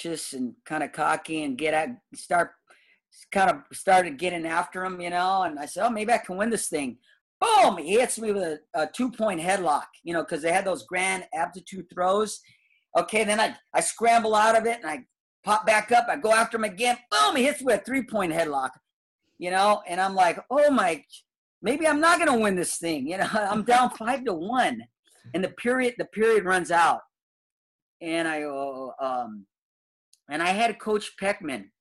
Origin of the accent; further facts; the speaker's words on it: Southern California, United States; I'm from Southern Cal. Come on, I'm a Southern Cal boy